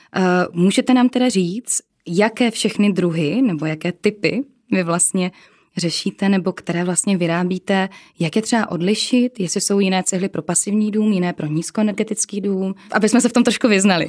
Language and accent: Czech; Czechia; my jsme Češi